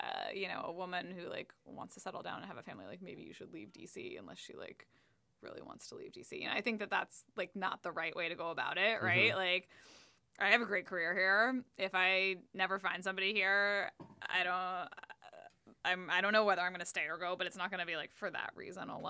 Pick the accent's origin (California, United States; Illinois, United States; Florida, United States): California, United States; now in Washington, D.C., United States; I think I'm from California